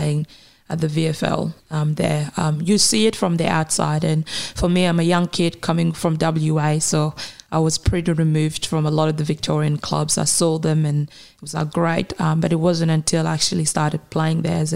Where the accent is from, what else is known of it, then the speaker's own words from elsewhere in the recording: Kenya; also born or lived in South Sudan; now in Australia; I am a young South Sudanese woman who obviously is Australian now, but almost I'm also Kenyan. I grew up in Kenya for many years